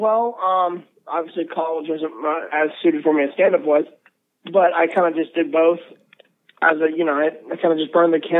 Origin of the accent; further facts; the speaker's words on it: Florida, United States; moved away as an adult; now in Los Angeles, United States; I'm originally from Florida. I live in LA now, and I'm back in Florida for this week.